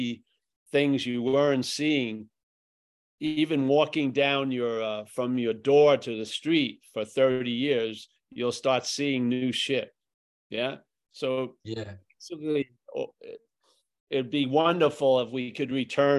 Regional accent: Northern California, United States; where I grew up and back in Northern California

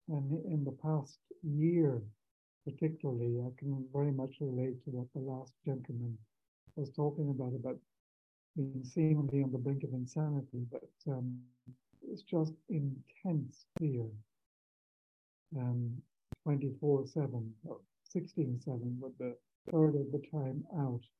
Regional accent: Ireland; now in Mexico; I'm um, actually in Mexico. I come from Ireland.

